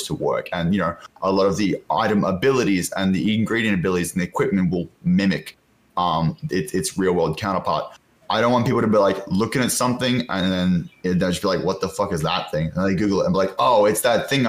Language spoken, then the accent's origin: English; Australia; I'm Australian